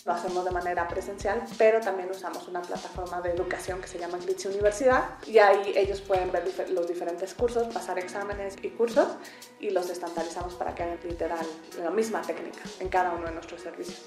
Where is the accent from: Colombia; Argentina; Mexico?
Mexico; moved away as an adult; also born or lived in England / Germany; Soy mexicana, viví la mayoría de mi vida en México hasta que después me fui a hacer una maestría en Inglaterra